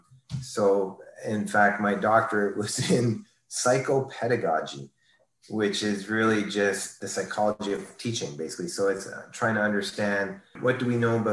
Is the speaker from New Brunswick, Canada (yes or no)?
no; New Liskeard, Ontario, Canada; moved away; also born or lived in Toronto; formative years, small town, Northern Ontario, little town of 5,000 people at the time, New Liskeard, Ontario, born in Toronto only for a year or two, then up to New Liskeard